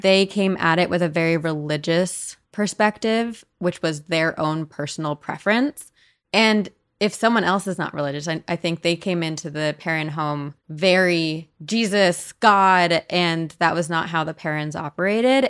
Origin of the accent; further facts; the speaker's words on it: New Jersey, United States; I'm from New Jersey